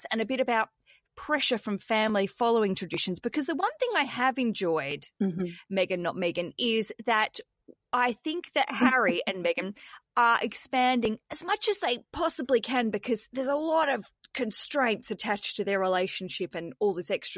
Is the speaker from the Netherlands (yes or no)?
no; Australia; also born or lived in Britain; now in United Kingdom; I'm an Aussie